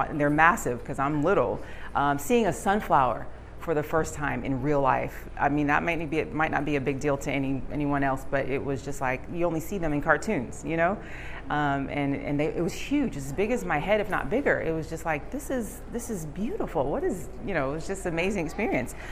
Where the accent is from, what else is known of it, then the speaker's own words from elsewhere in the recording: New York City, New York, United States; moved away; I was born in Bronx, New York. Um, in the city, uh, concrete jungle